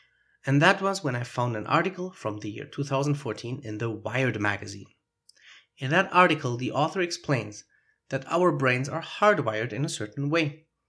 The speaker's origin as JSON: {"language": "English", "country": "Germany", "accent": "German", "second_language": "English", "moved": "yes", "said": "there is an accent that a native speaker will immediately notice. It just gives away that I am German. And I started speaking Spanish when I was 21 years old"}